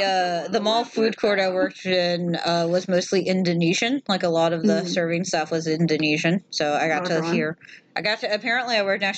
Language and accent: English; the South, United States; I'm from the South.